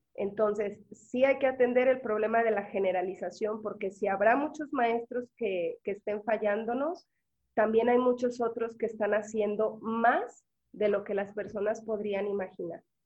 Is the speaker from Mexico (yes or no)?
yes; Mexico; porque somos mexicanos